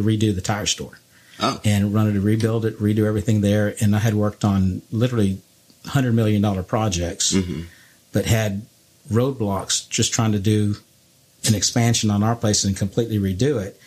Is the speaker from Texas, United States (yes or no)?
yes; Bryan, Texas, United States; I was from Bryan